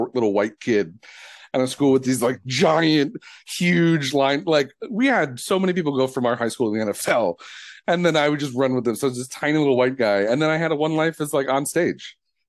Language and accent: English; Detroit, Michigan, United States; growing up in Detroit